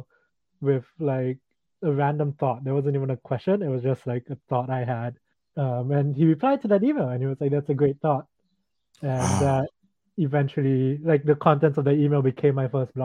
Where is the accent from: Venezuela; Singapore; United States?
Singapore; I grew up in Singapore